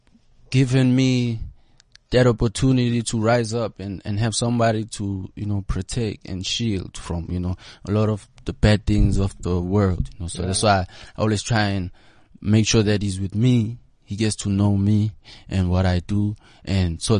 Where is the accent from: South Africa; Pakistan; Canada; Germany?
South Africa; Johannesburg, Gauteng; I grew up around Yeovil, Berea, and during those times, Yeovil, Joburg Central was like the cool place to be.